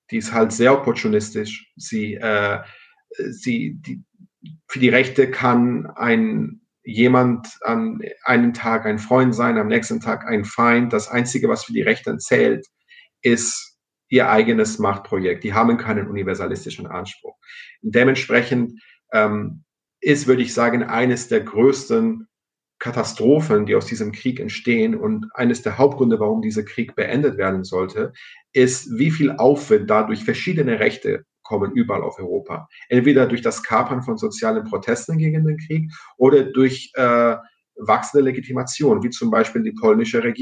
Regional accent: Cyprus; first language el; German is a second language; in Zypern, wo ich herkomme, weil ich auch äh, Griechisch als Muttersprache habe

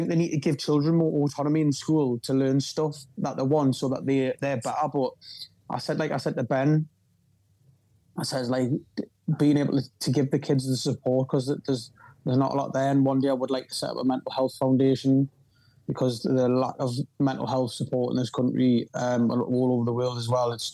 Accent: North Shields, North East England, United Kingdom; to be born from here and come from

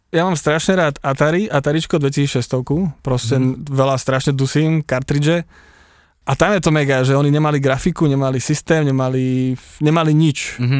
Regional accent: Horná Ves, Banská Bystrica Region, Slovakia; ja pochádzam z dedinky Horná Ves pri Kremici na strednom Slovensku

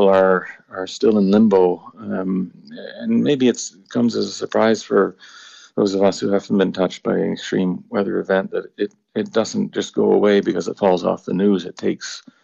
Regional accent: Nova Scotia, Canada; moved away as an adult; now in Ireland; I grew up in Nova Scotia. Nova Scotia is my home. I've been in Ireland now for 6 years

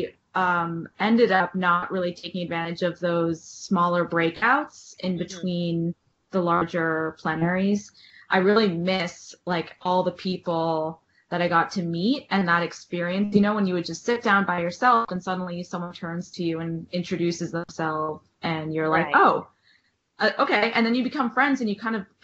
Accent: New York City, New York, United States; also born or lived in Washington, D.C.; I grew up in New York City and I left for college

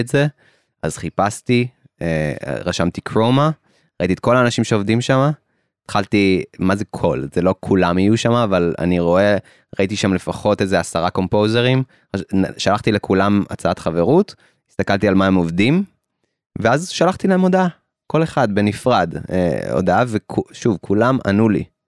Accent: Israel

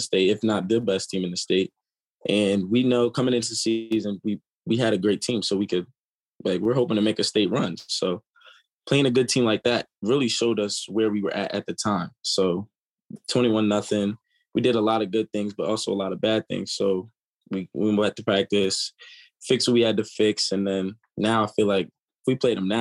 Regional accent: York, Pennsylvania, United States; also born or lived in Columbia, Maryland; I was actually born in Maryland. And then I moved to York, Pennsylvania when I was like 3. And then I went to school in York all the way up until my freshman year

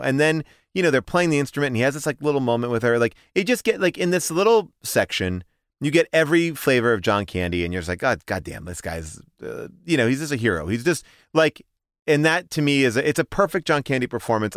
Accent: Long Island, New York, United States; I grew up in Long Island

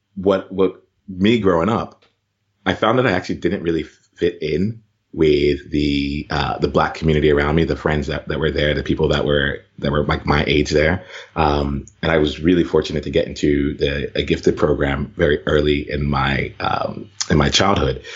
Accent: Camden, New Jersey, United States; I grew up in right outside of Camden, New Jersey

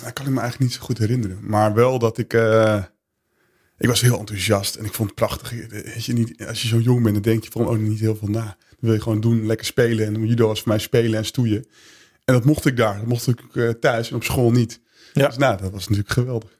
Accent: Veendam, Groningen, Netherlands; ik ben geboren en getogen in Veendam

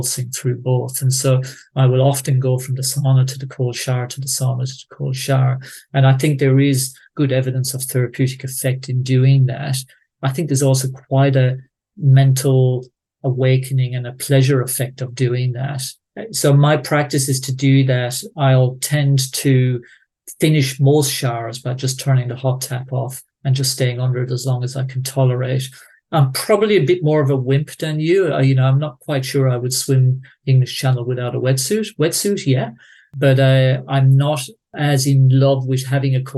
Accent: Tipperary, Munster, Ireland; moved away; growing up in Tipperary

